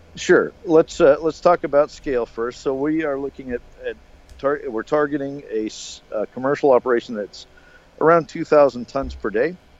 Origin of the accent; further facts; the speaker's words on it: United States; I'm American